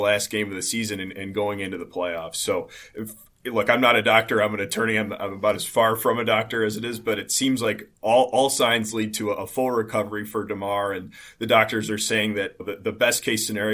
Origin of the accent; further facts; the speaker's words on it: Buffalo, New York, United States; with the two of us growing up in the South Town, I was 5 minutes from the stadium growing up my entire life